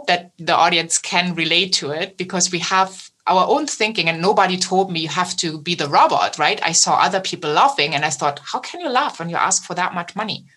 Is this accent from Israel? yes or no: no; Germany; accent: German; my German accent